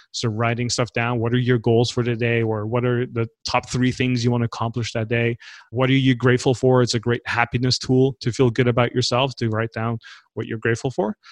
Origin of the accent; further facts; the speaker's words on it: Netherlands; moved away as an adult; also born or lived in Los Angeles; I grew up in the Netherlands